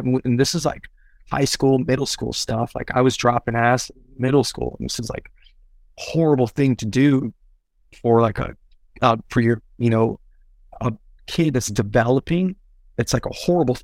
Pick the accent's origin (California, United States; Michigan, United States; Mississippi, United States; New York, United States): California, United States; Castro Valley; also born or lived in Berkeley, California / Oakland, California; I grew up most of my life in a town next to Berkeley, a little city called Castro Valley. That's where I grew up.